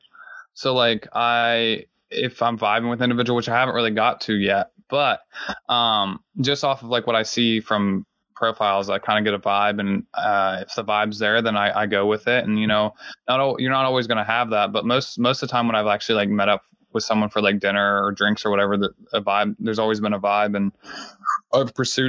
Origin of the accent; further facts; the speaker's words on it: Southeastern Ohio, United States; moved away as an adult; now in Washington, D.C., United States; I'm from Southeastern Ohio. I'm half Lebanese and my dad's German. He's like a quarter German. And I grew up in a small town, rural Ohio